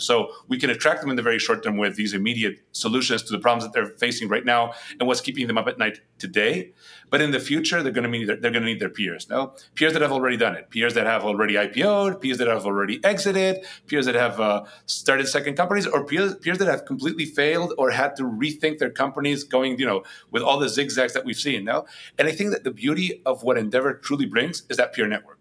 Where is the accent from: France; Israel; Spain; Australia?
Spain; first language Spanish; English is a second language; moved away as an adult; also born or lived in New York, United States; now in United States; I was brought up in Spain. That's where I'm originally from. So very different working in Madrid and where I had been born and raised